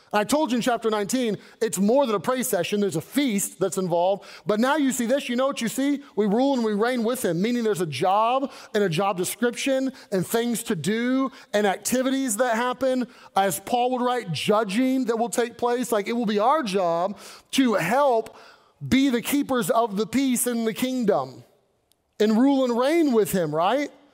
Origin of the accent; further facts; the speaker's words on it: Kentucky, United States; moved away as an adult; also born or lived in Arkansas / Southern California / Northern California; I grew up in Kentucky